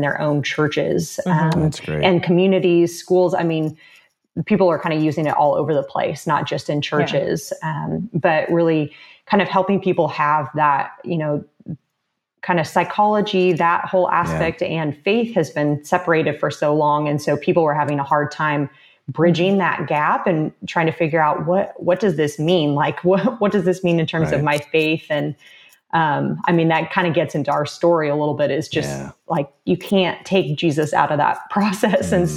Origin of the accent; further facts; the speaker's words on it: Southern California, United States; now in Houston, United States; I am located in Houston. I'm actually originally from Southern California